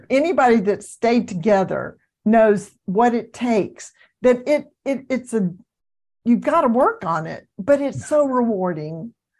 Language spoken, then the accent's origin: English; the South, United States; I'm from the South